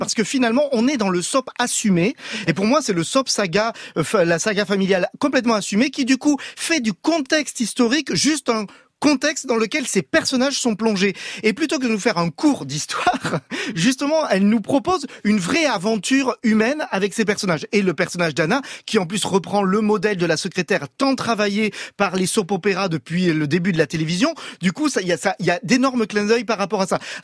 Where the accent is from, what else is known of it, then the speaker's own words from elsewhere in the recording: France; nous, en tant que Français